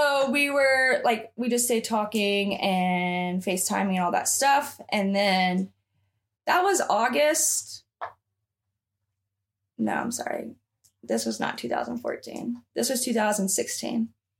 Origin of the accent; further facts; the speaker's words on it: the South, United States; So because I was the only one from the South, they made fun of me and like my accent, like, oh, …, like you're one of those Alabama girls.